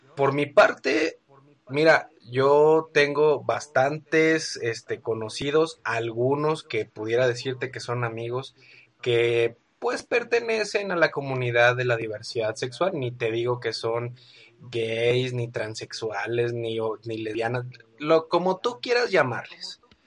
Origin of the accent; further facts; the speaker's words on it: Guadalajara, Jalisco, Mexico; aquí en mi tierra, en Guadalajara